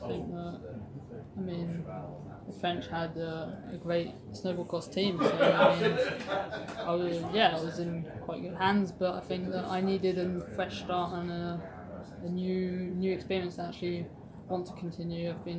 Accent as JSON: {"language": "English", "country": "United Kingdom", "said": "I've been wishing to come back and race for my home country in GB for a while"}